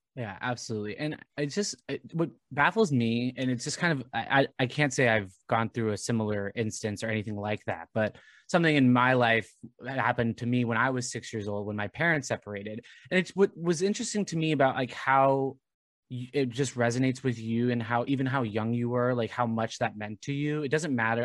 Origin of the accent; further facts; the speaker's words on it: Southern Orange County, California, United States; I grew up in Southern Orange County